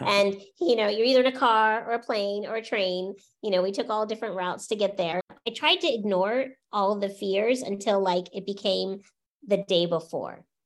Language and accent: English; Orlando, Florida, United States; also born or lived in St. Petersburg, Florida; I grew up in Florida